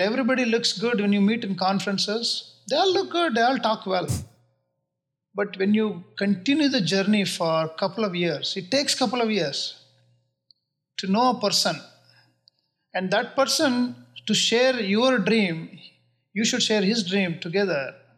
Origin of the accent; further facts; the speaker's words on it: Bangalore, Karnataka, India; moved away as an adult; also born or lived in Chicago; now in United States; born and brought up in Bangalore. I went to school there.